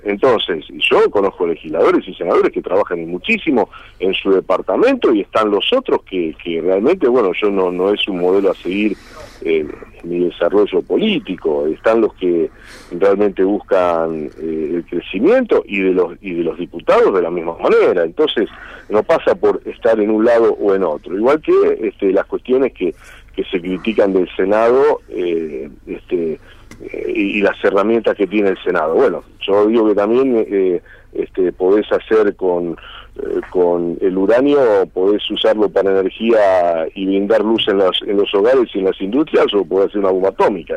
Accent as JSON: {"language": "Spanish", "country": "Argentina", "said": "somos argentinos"}